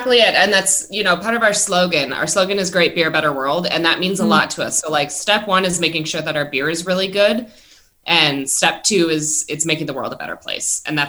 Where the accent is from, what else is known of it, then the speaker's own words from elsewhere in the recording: Milwaukee, Wisconsin, United States; I will say I'm from Milwaukee and I had folks over for a cookout